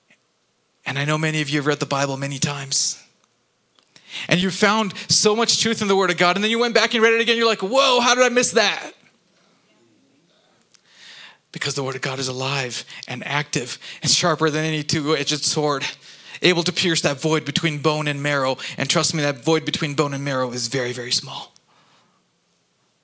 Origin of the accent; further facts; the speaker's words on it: Kuwait; moved away; growing up in Kuwait